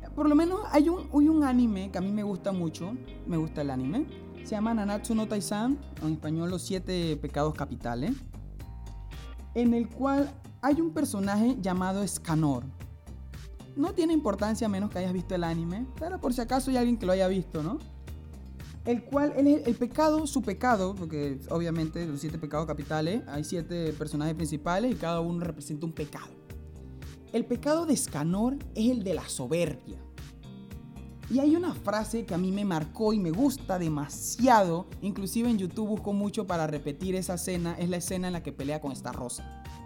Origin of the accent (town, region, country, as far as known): Panama